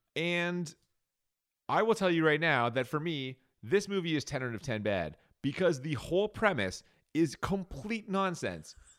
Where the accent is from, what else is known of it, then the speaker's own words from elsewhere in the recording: Canada; we're Canadian.